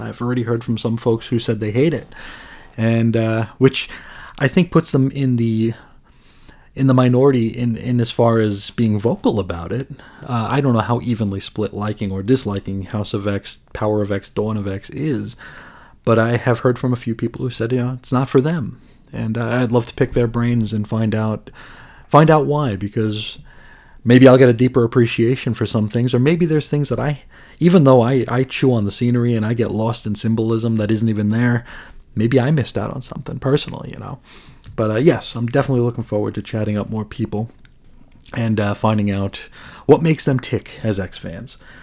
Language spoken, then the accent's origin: English; United States; as an American